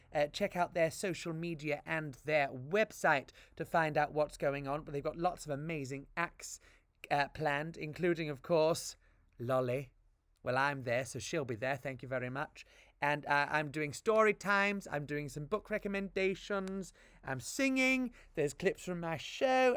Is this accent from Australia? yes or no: no; Devon, South West England, United Kingdom; I come from Devon, so, uh, I do say those funny A's